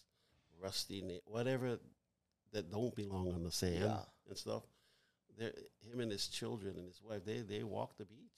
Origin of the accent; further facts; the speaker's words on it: Hawaii, United States; we were as Hawaiian people